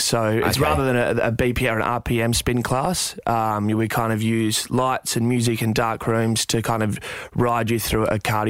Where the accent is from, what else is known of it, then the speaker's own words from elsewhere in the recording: Perth, Western Australia, Australia; I grew up in Perth, in West Australia, and I was fairly hungry from the get-go.